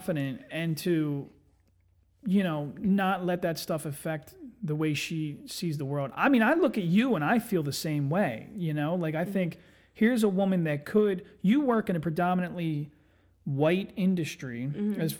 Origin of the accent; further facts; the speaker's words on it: Eddystone, Pennsylvania, United States; moved away; I grew up in Eddystone